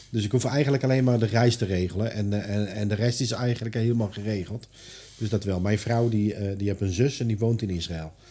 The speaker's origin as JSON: {"language": "Dutch", "country": "Netherlands", "said": "En wij als Nederlander, ja, we denken, we hebben ervoor betaald."}